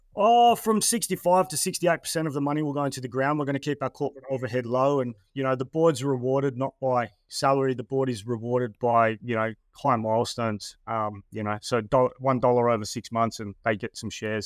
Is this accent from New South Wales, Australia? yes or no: yes; Terrigal, New South Wales, Australia; I'm from Sydney, um, or Terrigal, which is just north of Sydney